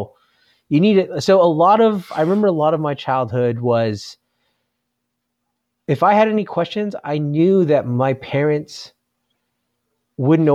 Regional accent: Simi Valley, California, United States; I grew up in Simi Valley

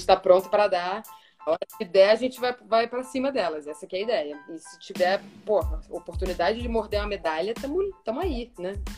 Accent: Rio de Janeiro, Brazil; eu era a única carioca do time

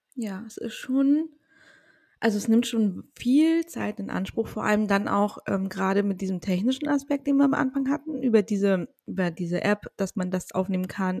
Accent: Mecklenburg-Vorpommern, Germany; aus Mecklenburg-Vorpommern, meiner Heimat

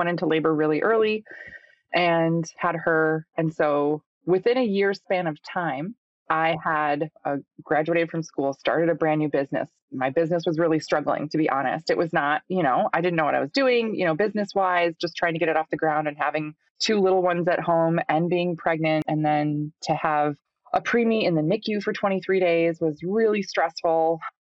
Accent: Minnesota, United States; I'm from Minnesota, grew up on a small goat farm here

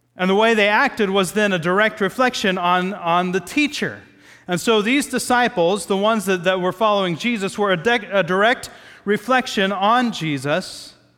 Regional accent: Midwest, United States; moved away; growing up in the Midwest

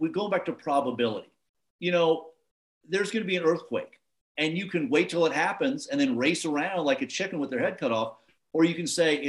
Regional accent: Anaheim, California, United States; moved away; also born or lived in Los Angeles; I grew up out in Anaheim, the tragic kingdom, when I was a kid

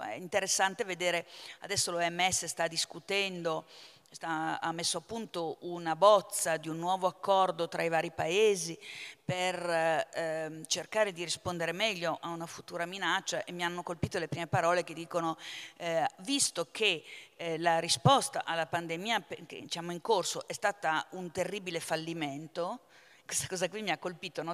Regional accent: Lombardy, Italy; io vengo dalla Lombardia

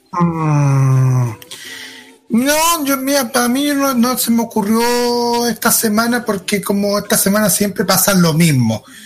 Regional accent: Chile; los chilenos, como somos

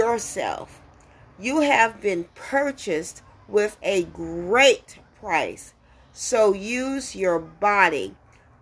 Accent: America's Deep South, United States; when I was growing up in America's Deep South

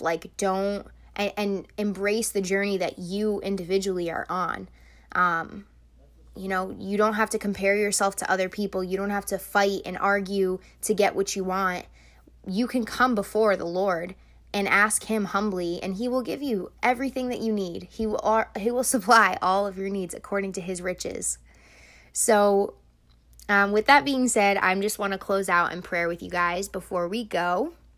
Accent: United States; I was born in America and I have a different life than them

